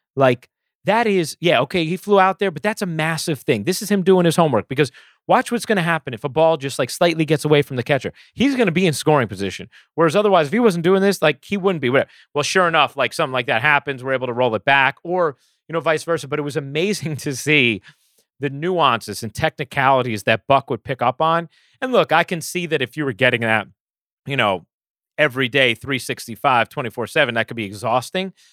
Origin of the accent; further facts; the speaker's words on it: New York, United States; growing up in New York